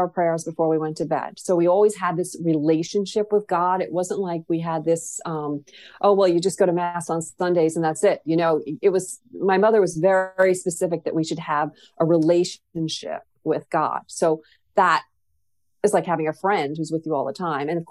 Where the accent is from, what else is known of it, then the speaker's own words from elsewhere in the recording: New York City, New York, United States; we grew up in Queens